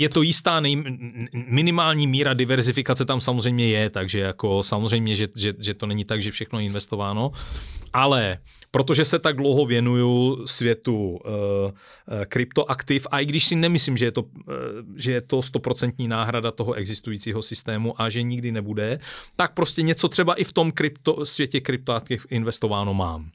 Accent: Czechia; já zase jsem docela Čech, jo, a i s těma vazbama mezinárodníma jsem, jsem docela Čech

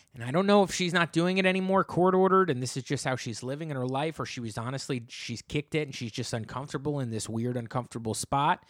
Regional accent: New Jersey, United States; I'm from New Jersey

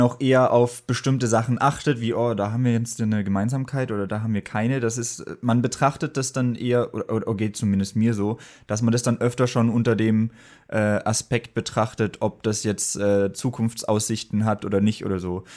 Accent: Germany; moved away as an adult; now in Berlin, Germany; Ich komme auch ursprünglich nicht aus Berlin, sondern vom Bodensee.

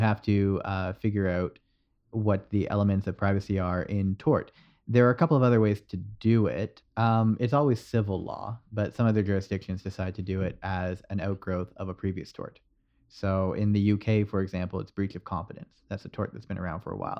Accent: Canada; this is the problem with being Canadian. You're halfway between the American and the U K pronunciations.

